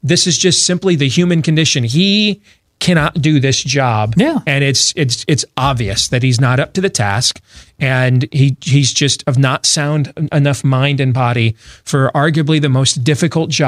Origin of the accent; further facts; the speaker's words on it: United States; As an American, as a as a person that works in this industry